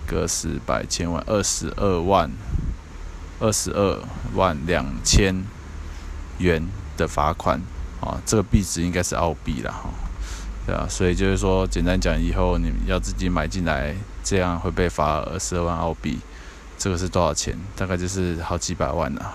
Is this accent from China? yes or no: no; Taiwan; 我们台湾这边